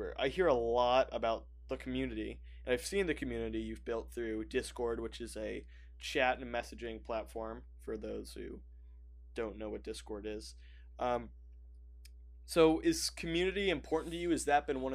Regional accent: United States; I'm American

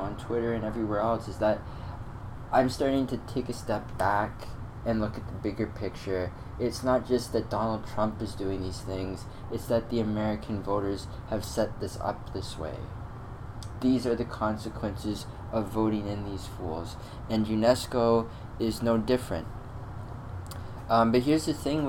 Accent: Canada; also born or lived in Ontario; I live in Ontario, I'm a Canadian citizen

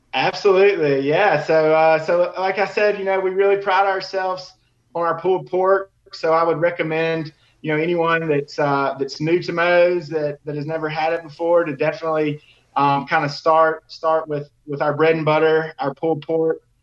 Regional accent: Tuscaloosa, Alabama, United States; I'm actually from Tuscaloosa, um, born and raised

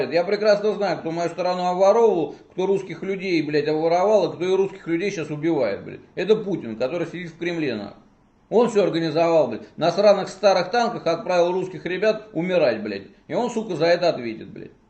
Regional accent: Russia; Я из, из России, мне вообще все равно

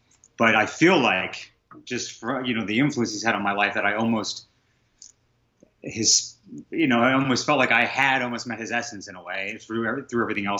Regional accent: Pittsburgh, Pennsylvania, United States; moved away; I grew up in Pittsburgh

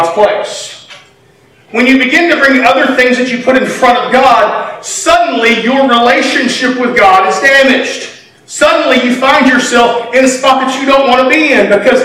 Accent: United States; being an American

